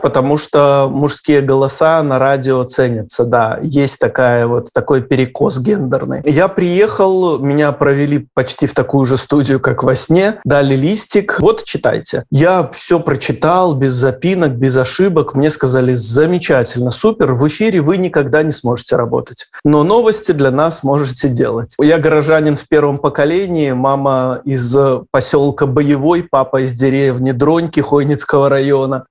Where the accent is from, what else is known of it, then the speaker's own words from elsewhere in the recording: Gomel, Gomel Region, Belarus; moved away; мне 17 лет, я мальчик из Гомеля, который только что закончил школу